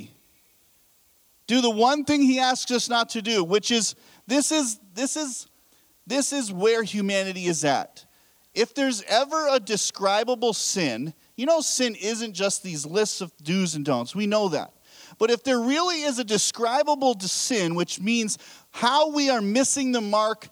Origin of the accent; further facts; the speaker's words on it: United States; I'm American as well